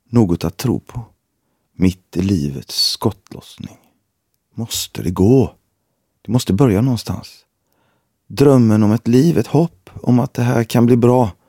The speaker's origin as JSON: {"language": "Swedish", "town": "Gothenburg", "region": "Västra Götaland", "country": "Sweden", "tie": "born or raised there", "said": "Jag har bott i Gbg i 40 år. Det var inte så tufft när jag växte upp i Gårdsten."}